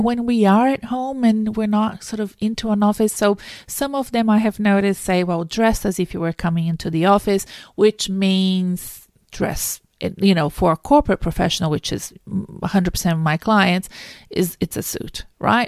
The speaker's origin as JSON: {"language": "English", "country": "Brazil", "second_language": "English", "moved": "as an adult", "lives_now": "Melbourne, Australia", "said": "I wasn't born in Australia. I've been here for twenty years. I'm from South America. I'm from Brazil originally"}